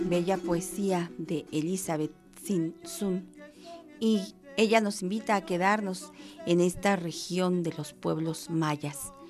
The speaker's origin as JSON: {"language": "Spanish", "country": "Mexico", "said": "somos mexicanos todos los días"}